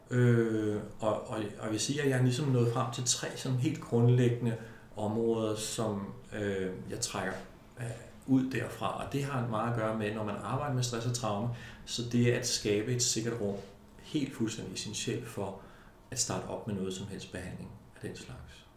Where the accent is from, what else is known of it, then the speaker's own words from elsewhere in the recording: Denmark; i Danmark har vi en kultur, som er, er, er meget lidt voldelig.